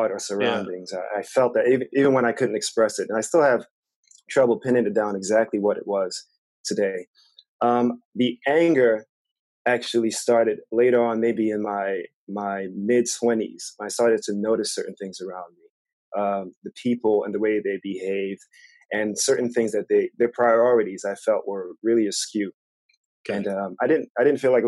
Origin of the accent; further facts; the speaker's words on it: New York City, New York, United States; moved away; also born or lived in Saint Lucia; We all grew up in Brooklyn, New York